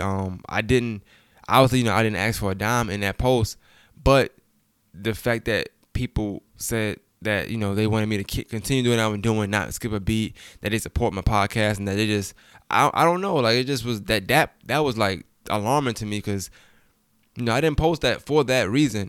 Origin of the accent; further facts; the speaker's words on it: Brooklyn, New York, United States; now in Augusta, United States; I'm from Brooklyn, New York